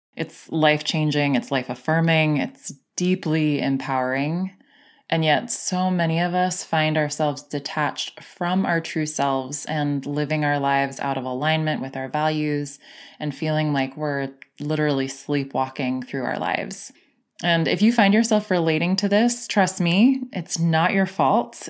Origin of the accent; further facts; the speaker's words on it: San Diego, California, United States; growing up in San Diego